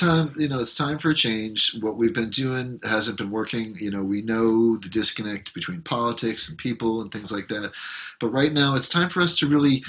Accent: New York, United States; Josh and I, we're from New York.

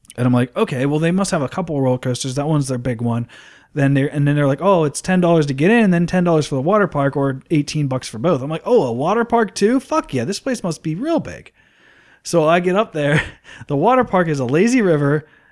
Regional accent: Plum, Pennsylvania, United States; I grew up in Plumborough

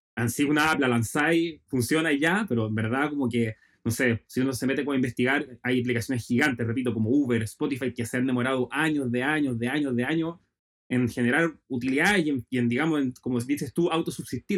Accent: Chile; yo como chileno

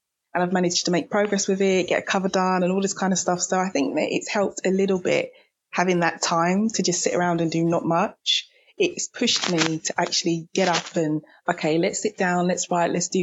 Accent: United Kingdom; me being British myself

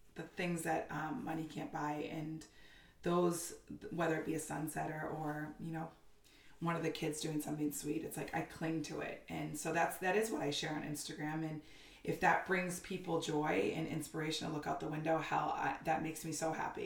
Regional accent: Haverhill, Massachusetts, United States; also born or lived in Newburyport, Massachusetts; Born and raised in uh, north of Boston, in a town called Haverhill, Massachusetts

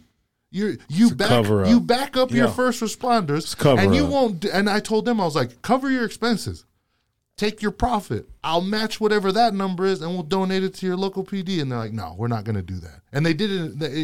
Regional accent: United States; also born or lived in Hawaii / Utah; I grew up in Hawaii and in Utah, and that was, my two worlds combined.

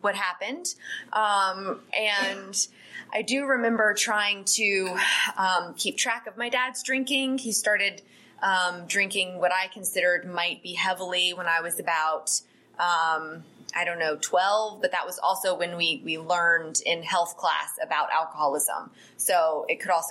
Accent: Atlanta, Georgia, United States; I am a native Atlantan. I grew up in Gwinnett County

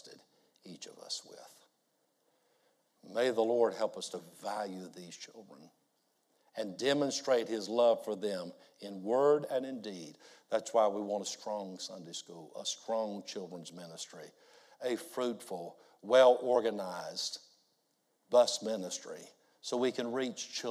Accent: United States; I'm a pastor from the States.

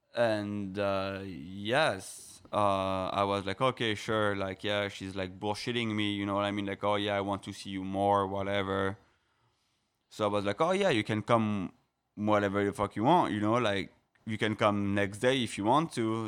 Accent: French Riviera, Provence-Alpes-Côte d'Azur, France; moved away as an adult; also born or lived in Paris, France; now in Miami, United States; I'm from Paris. Um, I'm from Paris, of course, okay. Uh, I was born there, uh, but I've been raised in the south of France too, the French Riviera.

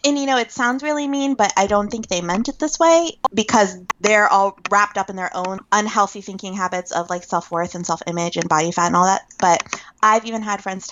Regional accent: Northern Virginia, United States; where I was growing up in Northern Virginia

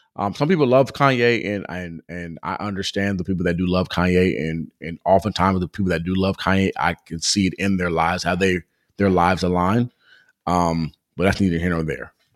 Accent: Southern California, United States; growing up in Southern California, I've been around so many different cultures

